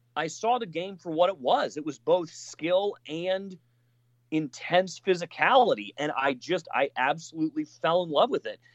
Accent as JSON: {"language": "English", "region": "Colorado", "country": "United States", "tie": "born or raised there", "said": "I'm from Colorado"}